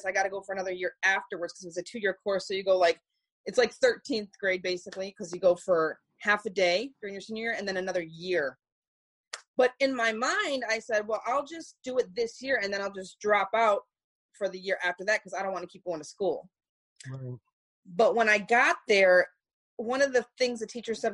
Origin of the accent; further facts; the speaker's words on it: Detroit, Michigan, United States; I'm from Detroit, Michigan. Born and raised